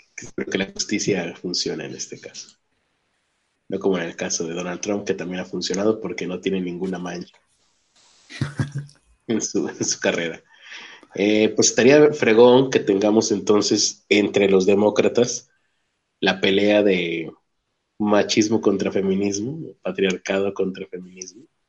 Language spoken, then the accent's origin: Spanish; Mexico; lo dice alguien de México